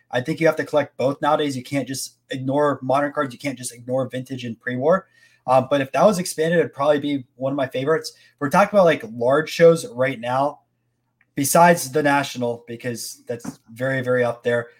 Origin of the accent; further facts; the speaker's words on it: Tampa, Florida, United States; I'm from Tampa